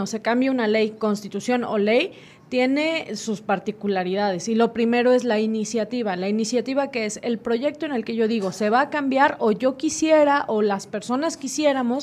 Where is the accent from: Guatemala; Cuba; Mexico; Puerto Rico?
Mexico; nosotros como mexicanos